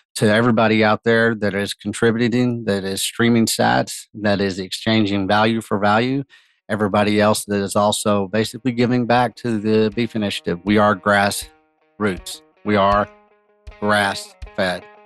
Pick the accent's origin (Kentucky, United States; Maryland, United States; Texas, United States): Texas, United States; Texas Panhandle, United States; I come from Texas I come from the Texas Panhandle, mm-hmm. commodity cowboy country